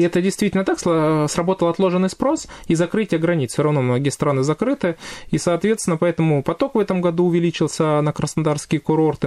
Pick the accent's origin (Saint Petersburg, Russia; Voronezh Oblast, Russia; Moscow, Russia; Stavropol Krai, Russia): Stavropol Krai, Russia; я коренной житель Ставропольского края, 30 лет уже здесь живу